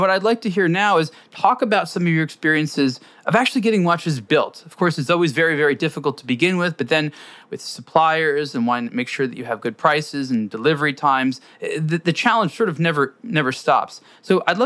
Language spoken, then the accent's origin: English; Los Angeles, California, United States; where I grew up here in Los Angeles